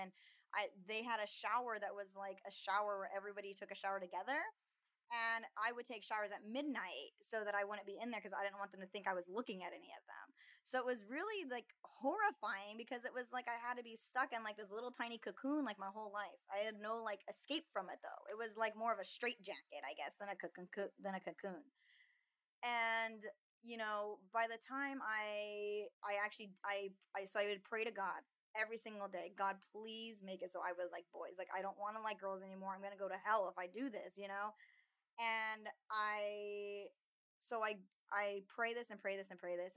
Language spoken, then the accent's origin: English; Nampa, Idaho, United States; I was raised in Nampa, Idaho